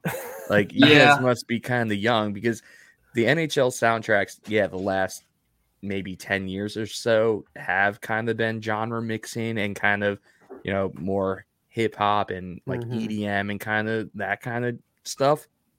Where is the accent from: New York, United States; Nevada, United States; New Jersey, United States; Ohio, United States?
New York, United States; Well, that's another thing. Like, I'm from New York. Like, sweet tea's not really our thing.